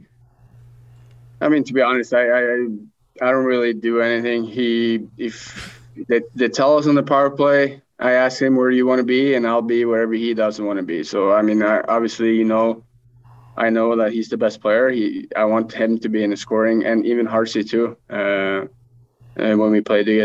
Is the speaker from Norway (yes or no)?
yes; Norway; moved away; also born or lived in Sweden; growing up in Norway